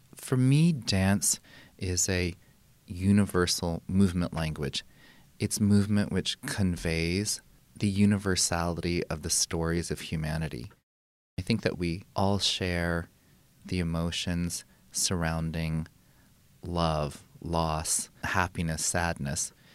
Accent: Santa Fe, New Mexico, United States; also born or lived in Carmel, California; I really grew up in Santa Fe with all of its rarities and oddities

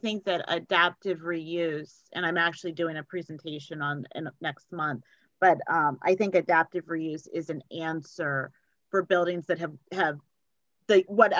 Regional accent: Colorado, United States; moved away; also born or lived in East Coast; I was born in Colorado, and moving to the East Coast

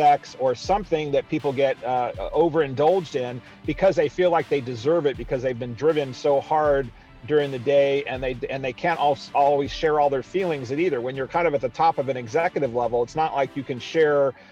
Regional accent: East Coast, United States; I grew up across the United States, mostly on the East Coast of the United States, because my dad was a Navy man

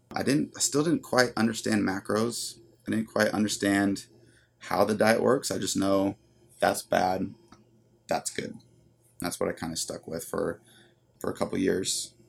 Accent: San Luis Obispo, California, United States; I grew up, like I said, here in San Luis, and I was very active

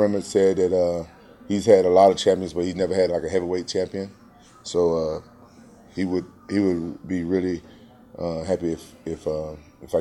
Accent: Memphis, Tennessee, United States; now in Orange County, United States; Memphis, my hometown

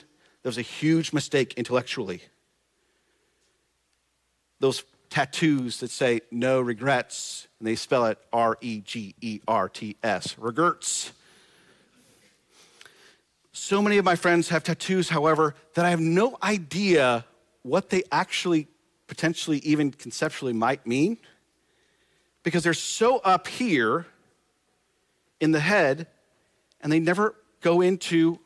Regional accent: Nebraska, United States; moved away as an adult; This is my home state where I spent a little under 40 years of my life, where I was born, raised, graduated high school, did the whole thing

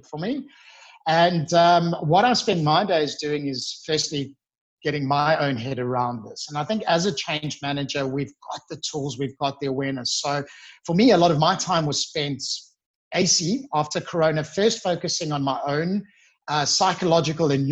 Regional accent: Johannesburg, Gauteng, South Africa; moved away as an adult; now in Sydney, Australia; I'm from Johannesburg. So we're very famous for our work ethic.

